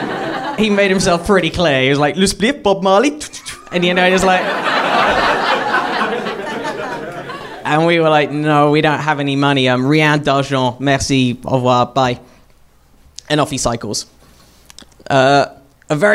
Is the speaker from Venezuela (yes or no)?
no; United Kingdom; I grew up in Britain